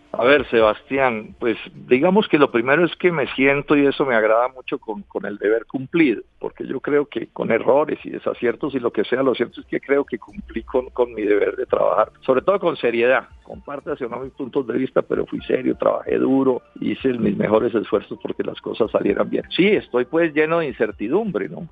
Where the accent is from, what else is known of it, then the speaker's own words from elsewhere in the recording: Colombia; como colombiano.